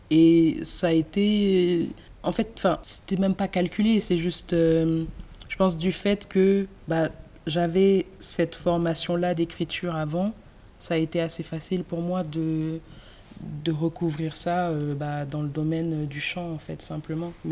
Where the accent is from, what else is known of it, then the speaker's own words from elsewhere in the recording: Cameroon; born there; c'est important de dire que je suis née au Cameroun.